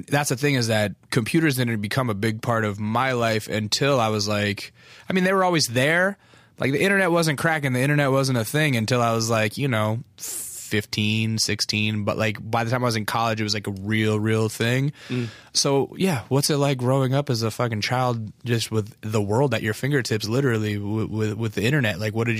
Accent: Alaska, United States; accent: Southern; also born or lived in Texas; I was born in Texas because of the Air Force, and then we moved to Alaska because of the Air Force. And so when I moved to Alaska, I was like about 5, and I had a thick, like Southern accent

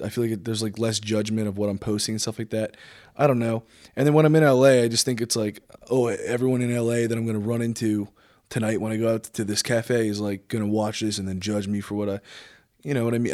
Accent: New Jersey, United States; also born or lived in Los Angeles, California; I was born and raised here, kinda out in the middle of nowhere

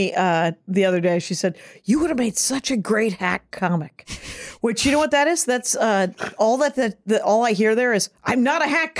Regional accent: Wisconsin, United States; I'm from Wisconsin.

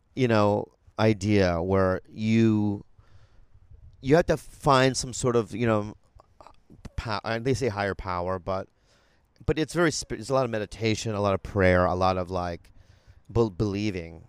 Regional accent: San Diego, California, United States; I grew up in San Diego

